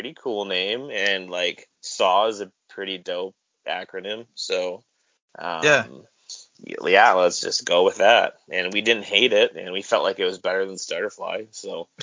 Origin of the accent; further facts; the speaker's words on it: Kelowna, British Columbia, Canada; I grew up in Kelowna, and when I was young there was like 75,000 people here